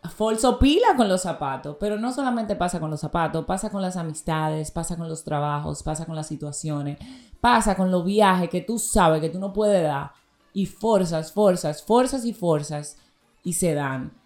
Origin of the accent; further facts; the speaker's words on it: Dominican Republic; yo soy dominicana